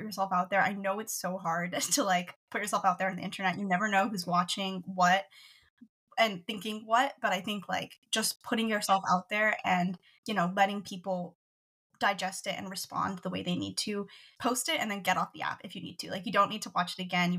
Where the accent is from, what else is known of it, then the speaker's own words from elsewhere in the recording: Washington, United States; I'm from Washington, born and raised here.